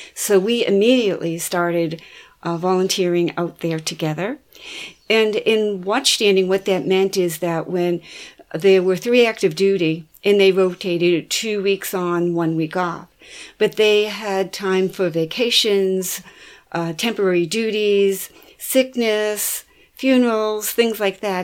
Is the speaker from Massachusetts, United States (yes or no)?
yes; Boston, Massachusetts, United States; growing up in Boston Harbor and taking cruises around the harbor all the time